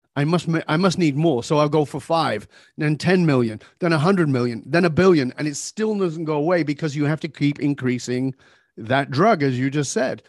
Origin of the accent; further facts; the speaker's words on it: Manchester, North West England, United Kingdom; now in Vancouver, Canada; I was born in Northern England, uh, I've been gone for more than forty years, but I was born in abject poverty